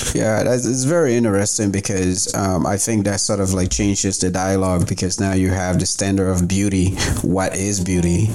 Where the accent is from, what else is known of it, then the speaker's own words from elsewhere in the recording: Newfoundland and Labrador, Canada; I grew up in Newfoundland